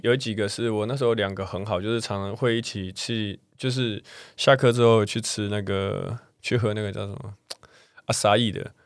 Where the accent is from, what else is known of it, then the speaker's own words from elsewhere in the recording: Taiwan; 因为我是台湾人